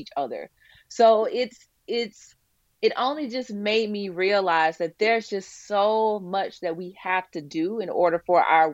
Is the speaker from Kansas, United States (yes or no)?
no; Birmingham, Alabama, United States; I'm originally from Birmingham, Alabama